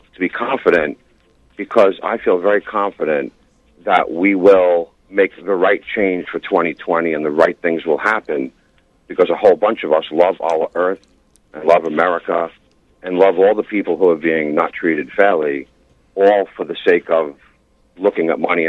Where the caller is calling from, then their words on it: New York City, New York, United States; calling from Staten Island, New York.